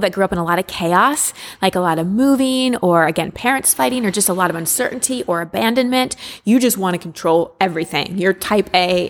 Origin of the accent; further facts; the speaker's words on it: Texas, United States; I, I grew up in Texas